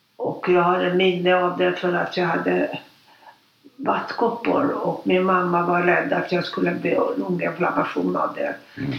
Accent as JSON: {"language": "Swedish", "region": "Budapest", "country": "Hungary", "tie": "born or raised there", "moved": "as an adult", "lives_now": "Stockholm, Sweden", "said": "Jag är född 1936 mm. och jag är född i Budapest. Mm. Och jag har inga syskon, det var mamma och pappa. Mm. Och vi bodde i Budapest eh, ända fram till 1956"}